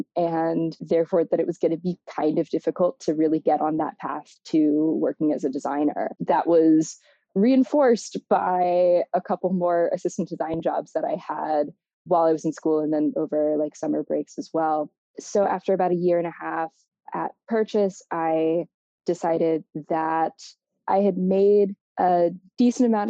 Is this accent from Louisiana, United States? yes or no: yes; Baton Rouge, Louisiana, United States; now in Chicago, United States; I grew up in Baton Rouge, Louisiana